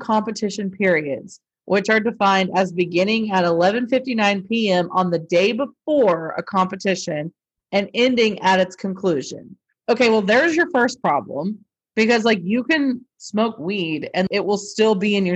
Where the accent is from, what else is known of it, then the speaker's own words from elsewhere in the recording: United States; I'm an American